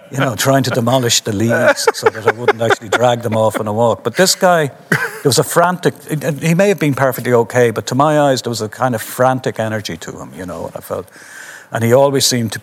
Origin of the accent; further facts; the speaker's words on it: Dublin, Leinster, Ireland; most of my life I've considered myself a Dubliner who happens to be Irish